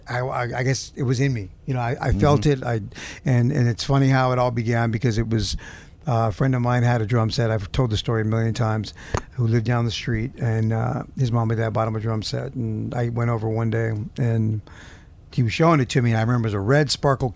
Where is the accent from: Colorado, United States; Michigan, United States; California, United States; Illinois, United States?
California, United States; Gardena; also born or lived in Torrance, California; I grew up in the South Bay. I grew up in Torrance, California, Gardena right there. Was born in Torrance and I grew up in Gardena, in California, Southern California